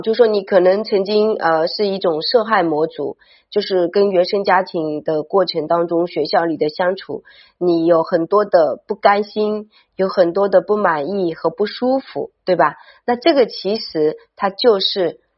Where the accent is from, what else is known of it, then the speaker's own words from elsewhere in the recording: China; 你可以很大地去感受到我们身为中国人